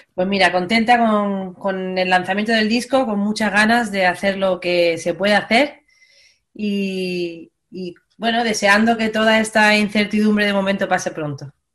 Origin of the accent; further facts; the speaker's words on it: Málaga, Andalusia, Spain; moved away as an adult; now in Madrid, Spain; yo soy de Málaga, me vengo a vivir a Madrid